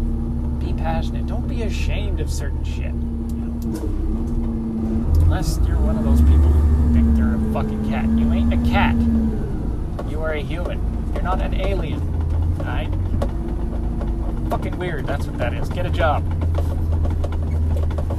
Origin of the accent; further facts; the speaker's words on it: Winnipeg, Manitoba, Canada; I'm from Winnipeg